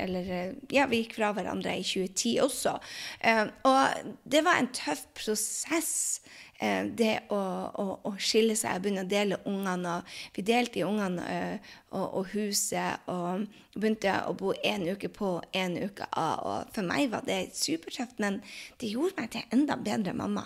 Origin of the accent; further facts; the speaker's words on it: Norway; moved away as an adult; also born or lived in Drøbak, Norway / New York, United States / France; now in United States; mange av oss hjemme i Norge